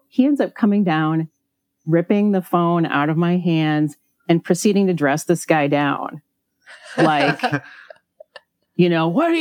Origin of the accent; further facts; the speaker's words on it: Midwest, United States; also born or lived in Hawaii; I grew up in the Midwest. I actually was born in Hawaii, and my parents cruelly took me away from there when I was only 6 months old.